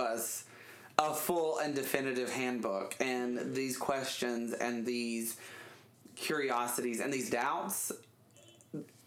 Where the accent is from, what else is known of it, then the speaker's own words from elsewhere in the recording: Alabama, United States; growing up in Alabama